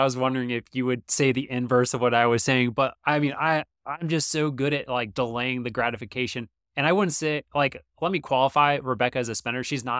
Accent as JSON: {"language": "English", "region": "Georgia", "country": "United States", "said": "Well, I'm from Georgia, so I like"}